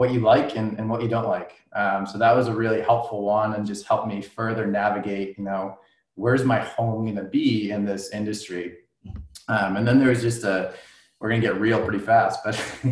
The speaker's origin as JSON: {"language": "English", "town": "Boxborough", "region": "Massachusetts", "country": "United States", "tie": "born or raised there", "said": "I grew up in Boxborough, Massachusetts."}